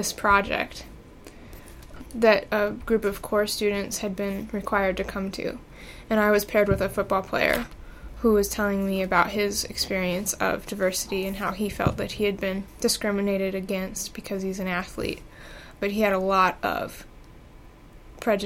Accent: Gary, Indiana, United States; I grew up in Miller Beach, which is a neighborhood of Gary, Indiana

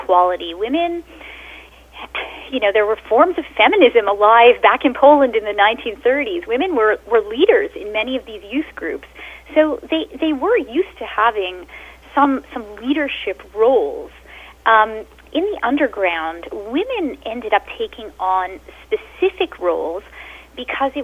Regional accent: Montreal, Quebec, Canada; first language Yiddish; English is a second language; I actually studied at a Jewish school in Montreal

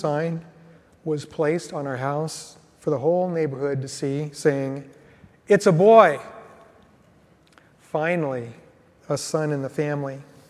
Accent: Tacoma, Washington, United States; I grew up in Tacoma and was born the only son and the youngest child by almost a decade in my family.

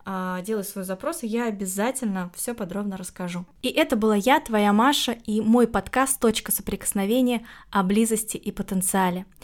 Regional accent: Saint Petersburg, Russia; в моем родном городе, в Питере

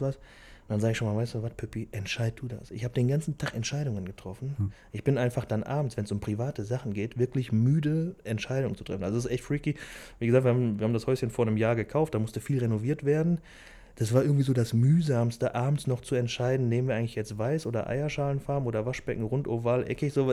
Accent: Velbert, North Rhine-Westphalia, Germany; ich bin äh, Felberter, ich bin in Felbert

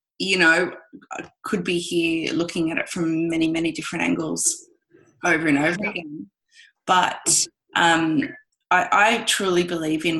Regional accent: Australia; me being Australian

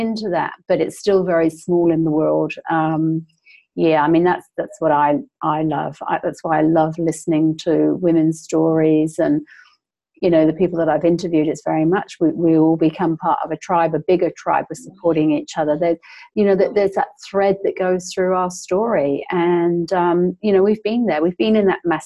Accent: England, United Kingdom; now in New Zealand; originally I'm from England, but I live in New Zealand

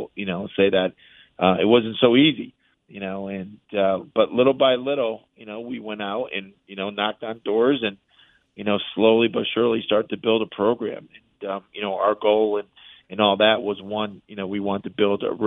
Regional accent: Connecticut, United States; moved away; also born or lived in Michigan; I'm from Connecticut originally

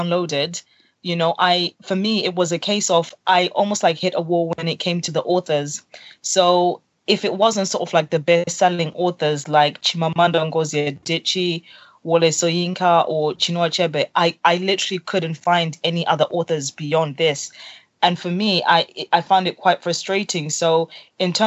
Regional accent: Zimbabwe; I'm originally from Zimbabwe

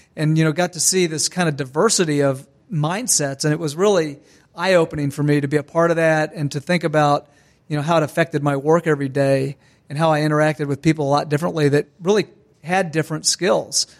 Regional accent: Ormond Beach, Florida, United States; grew up in Ormond Beach, which is just next to Daytona Beach

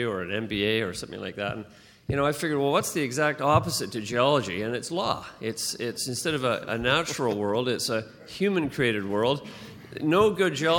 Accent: Vancouver, British Columbia, Canada; also born or lived in London; I was born in Vancouver

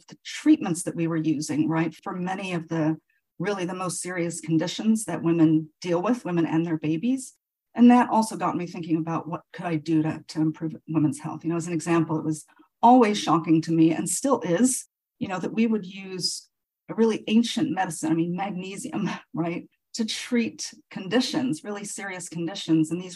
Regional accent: Nigeria; moved away as an adult; now in United States; I was actually born and raised in Nigeria

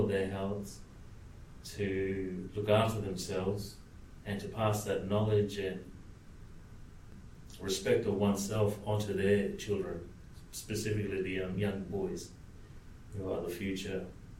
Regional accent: Cairns, Queensland, Australia; I'm a Torres Strait Islander. I'm born and bred in Cairns, far north Queensland.

